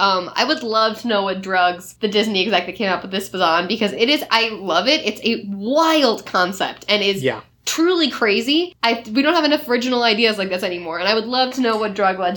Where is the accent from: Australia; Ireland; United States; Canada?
Ireland; and I think it's original, and I'm Irish, and I liked it.